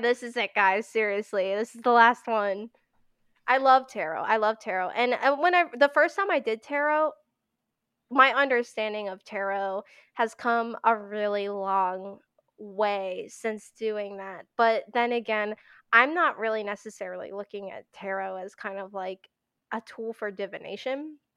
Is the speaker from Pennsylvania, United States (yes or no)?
yes; Pennsylvania, United States; I live in Pennsylvania, uh, born and raised in Pennsylvania